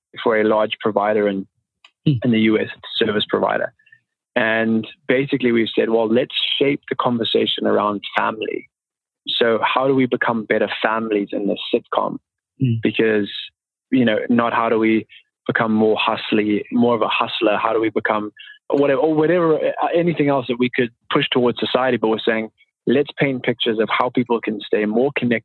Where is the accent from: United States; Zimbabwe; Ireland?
Zimbabwe; growing up in Zimbabwe